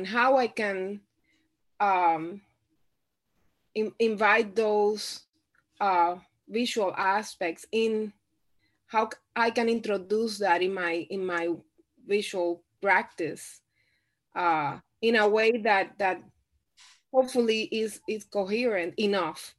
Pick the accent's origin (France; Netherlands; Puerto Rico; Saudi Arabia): Puerto Rico; moved away as an adult; I grew up in Puerto Rico. I was born and raised in Puerto Rico. I lived in Puerto Rico 27 years before I moved anywhere else